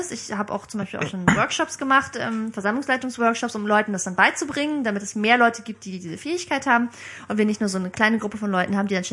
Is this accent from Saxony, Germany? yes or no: no; Bremen, Germany; also born or lived in Dresden; now in Berlin, Germany; Ich bin in Dresden geboren, 86, aber ich bin Groß, zum großen Teil in Bremen aufgewachsen. 13 Jahre bin ich da zur Schule gegangen und dann bin ich vor acht Jahren nach Berlin gezogen zum Studium.